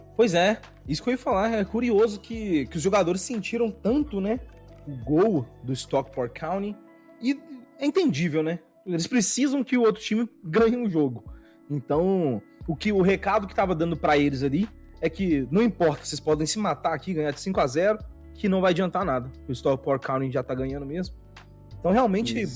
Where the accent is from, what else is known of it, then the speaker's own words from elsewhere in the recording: Belo Horizonte, Minas Gerais, Brazil; now in São Paulo, Brazil; Eu sou de Belo Horizonte